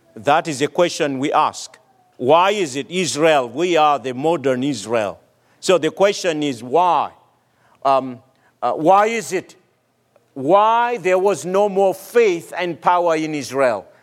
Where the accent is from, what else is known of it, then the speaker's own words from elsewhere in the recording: Madagascar; moved away; my home country, Madagascar